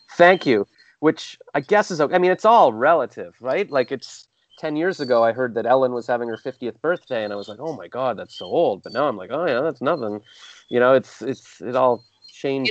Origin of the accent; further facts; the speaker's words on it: Canada; accent: Canadian; also born or lived in Toronto; I'm Canadian